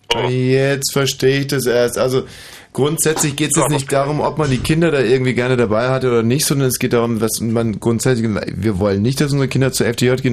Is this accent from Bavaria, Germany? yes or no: yes; Bavaria, Germany; ich bin ja wie gesagt in Bayern aufgewachsen